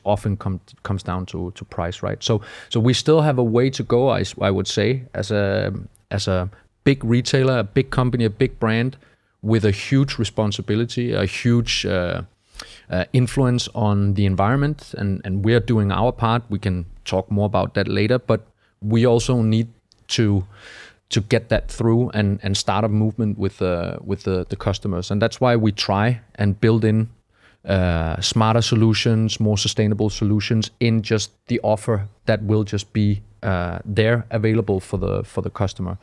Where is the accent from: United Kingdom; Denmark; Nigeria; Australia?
Denmark; moved away as an adult; also born or lived in Malmö, Sweden; I'm from Denmark